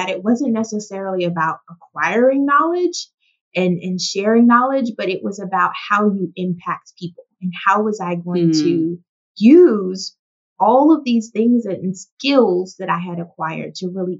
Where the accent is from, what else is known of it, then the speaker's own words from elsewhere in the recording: the South, United States; my journey as a young girl growing up in the South